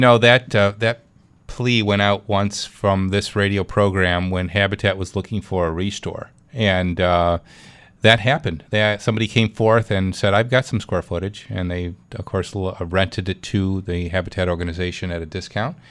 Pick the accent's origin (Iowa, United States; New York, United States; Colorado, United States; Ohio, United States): New York, United States; Clarence; my hometown